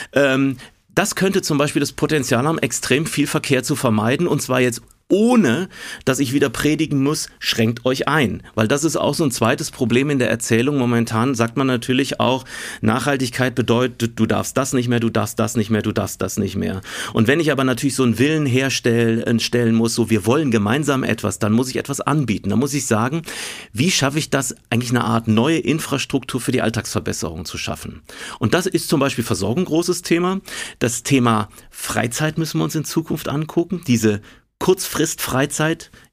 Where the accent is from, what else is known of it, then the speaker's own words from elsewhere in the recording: Hessische Bergstraße, Hesse, Germany; also born or lived in Aachen; now in Munich, Germany; Ich bin ja auf dem Land groß geworden, Grundschule wirklich in einem kleinen Dorf gegangen. Wir sind aus meiner Heimatstadt Aachen weggezogen an die Hessische Bergstraße